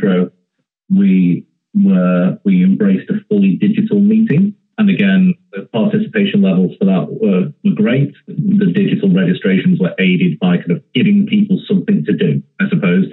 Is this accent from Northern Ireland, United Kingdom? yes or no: no; the Northwest, North West England, United Kingdom; I'm from the Northwest, as you can tell from my voice